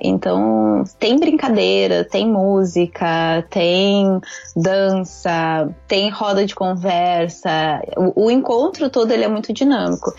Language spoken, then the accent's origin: Portuguese; Porto Alegre, Rio Grande do Sul, Brazil; moved away as an adult; now in Japan; eu sou gaúcha de Porto Alegre